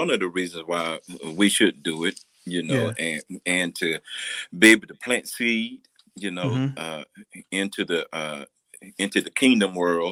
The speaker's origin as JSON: {"language": "English", "town": "Anderson", "region": "South Carolina", "country": "United States", "moved": "yes", "said": "I'm from Anderson, South Carolina"}